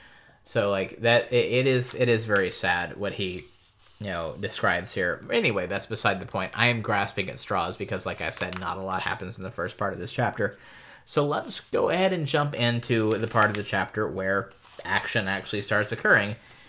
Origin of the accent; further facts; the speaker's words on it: United States; I'm American.